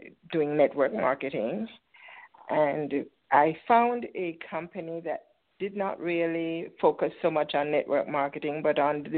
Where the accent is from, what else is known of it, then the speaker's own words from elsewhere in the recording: Port Antonio, Portland, Jamaica; moved away as an adult; now in United States; I was born in Port Antonio. It's in the east side of the island.